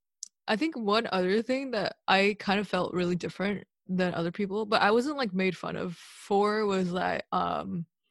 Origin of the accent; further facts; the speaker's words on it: Duluth, Georgia, United States; I live in Duluth, or I grew up in Duluth, Georgia